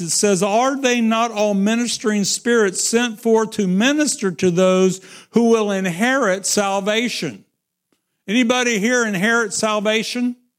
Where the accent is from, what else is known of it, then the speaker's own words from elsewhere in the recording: Midwest, United States; I am from the Midwest.